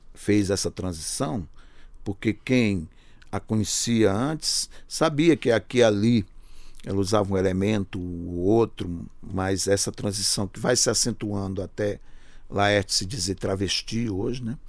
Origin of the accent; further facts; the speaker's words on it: Paulo Afonso, Bahia, Brazil; also born or lived in Sertânia, Pernambuco / Recife; now in São Paulo, Brazil; já morando em Paulo Afonso, não em Sertânia, eu saí de, Paulo, eu saí de Sertânia com três anos de idade